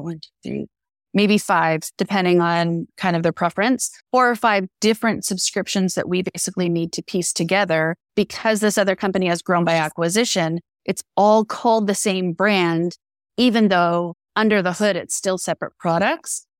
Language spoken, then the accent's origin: English; Canada; we're Canadian, I'm Canadian